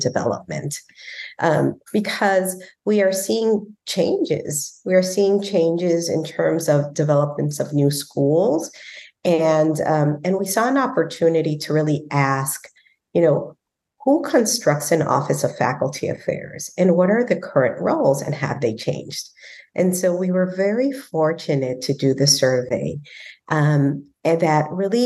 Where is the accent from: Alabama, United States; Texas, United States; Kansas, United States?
Texas, United States; we're from Texas